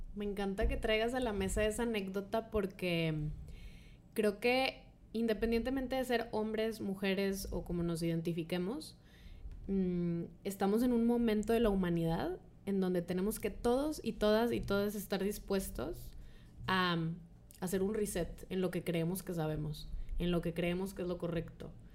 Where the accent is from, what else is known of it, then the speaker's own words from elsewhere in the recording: Monterrey, Nuevo León, Mexico; aquí en Monterrey, que estamos aquí de hecho las tres en Monterrey, las tres nacimos en Monterrey